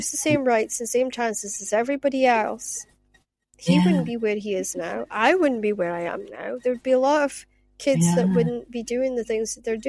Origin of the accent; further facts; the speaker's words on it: Shetland, Scotland, United Kingdom; moved away; also born or lived in Aberdeen; I spent half my life in Aberdeen, and with Shetland Times, because I come from Shetland